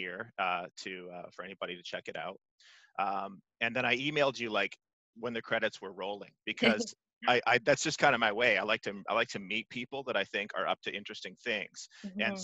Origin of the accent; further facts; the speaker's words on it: Vancouver, British Columbia, Canada; moved away; also born or lived in Toronto; I grew up in Vancouver